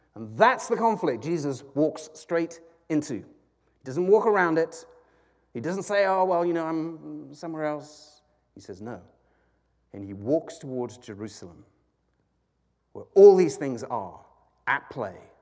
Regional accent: United Kingdom; now in United States; I'm a Brit

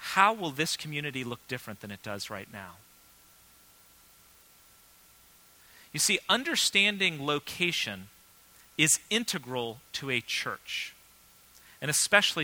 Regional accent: Vienna, Virginia, United States; moved away as an adult; a new community in the town I grew up in. And so, about 7 years ago, my wife and kids and I, we moved back to Vienna

